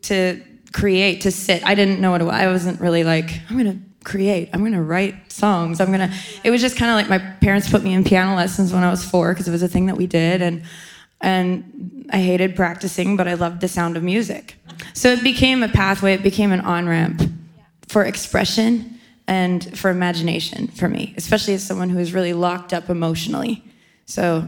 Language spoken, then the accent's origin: English; Canada; I grew up in Canada.